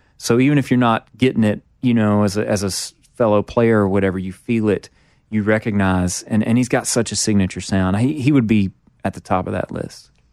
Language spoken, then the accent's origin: English; Mississippi, United States; growing up in Mississippi